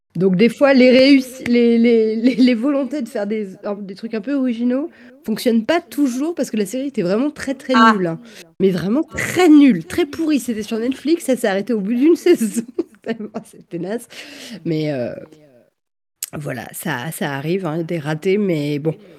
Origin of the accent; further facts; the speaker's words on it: Versailles, Île-de-France, France; enfin je suis pas née à Versailles mais j'ai grandi là-bas